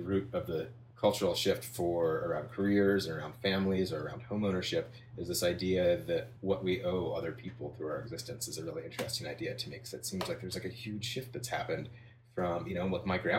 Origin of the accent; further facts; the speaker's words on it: Midwest, United States; I grew up in the Midwest. I went to like a prep high school with a lot of smart kids